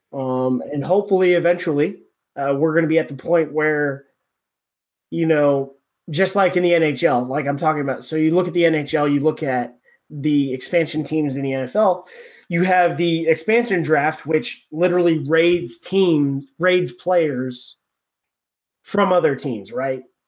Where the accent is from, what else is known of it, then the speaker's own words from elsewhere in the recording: California, United States; I'm from California